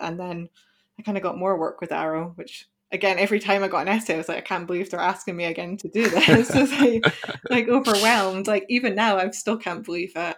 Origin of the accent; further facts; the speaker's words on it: Scotland, United Kingdom; I'm European myself, I'm Scottish